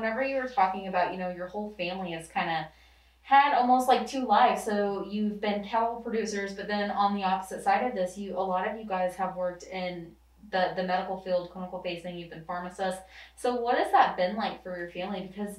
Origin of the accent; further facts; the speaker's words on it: Salem, Missouri, United States; I'm from Salem, Missouri. I'm from a really, really small town as well.